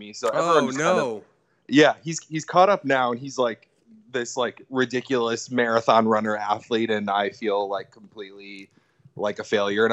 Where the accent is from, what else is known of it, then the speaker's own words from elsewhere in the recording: Wisconsin, United States; we didn't like travel a ton or get outside of Wisconsin much